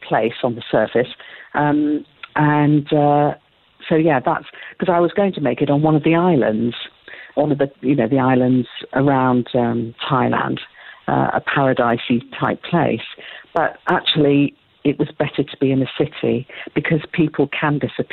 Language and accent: English; United Kingdom; I'm being very British about this